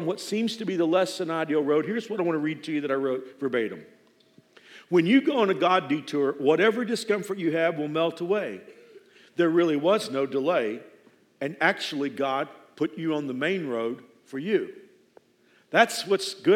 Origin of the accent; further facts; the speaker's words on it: Dallas-Fort Worth area, Texas, United States; moved away as an adult; now in Wichita, United States; I'm from the Dallas-Fort Worth area. I've been here 28, almost 29 years now.